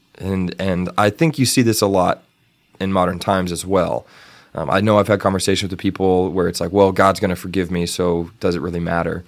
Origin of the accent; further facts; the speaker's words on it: Canyon, Texas, United States; in my hometown in Canyon, there was always a Fourth of July parade